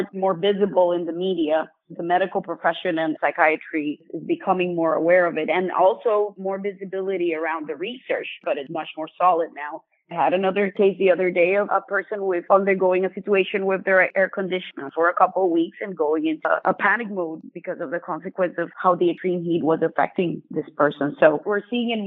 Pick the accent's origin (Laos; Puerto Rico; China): Puerto Rico; now in Florida, United States; I was born and raised in Puerto Rico.